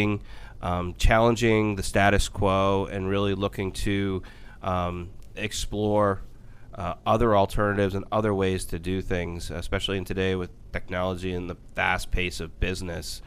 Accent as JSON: {"language": "English", "area": "Ridgefield", "region": "Connecticut", "country": "United States", "tie": "born or raised there", "also_born_or_lived": "New York", "moved": "as an adult", "said": "I grew up in Richfield, Connecticut"}